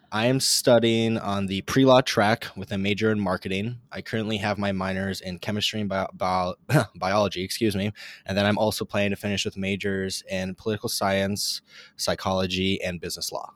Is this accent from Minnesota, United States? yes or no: yes; Eagan, Minnesota, United States; moved away as an adult; now in Lincoln, United States; I'm originally from Eagan, Minnesota, but now I go to school at the University of Nebraska